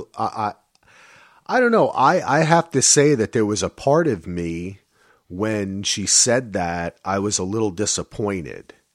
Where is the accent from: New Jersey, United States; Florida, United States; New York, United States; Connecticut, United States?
New Jersey, United States; I'm from New Jersey